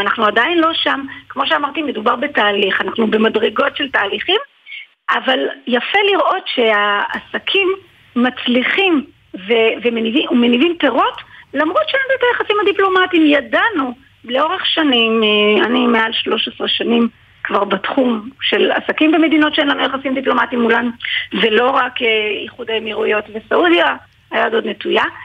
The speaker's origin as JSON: {"language": "Hebrew", "country": "Israel", "said": "אני נאמתי בכנס בריאד של הסקיוטי מידל איסט אה, כישראלית"}